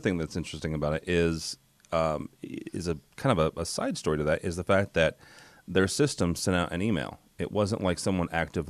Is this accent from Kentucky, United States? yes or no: no; St. Louis, Missouri, United States; I'm from St. Louis, dude.